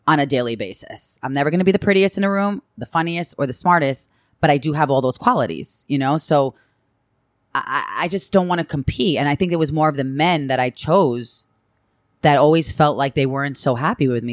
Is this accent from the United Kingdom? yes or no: no; Long Island, New York, United States; I came from Long Island and from a privileged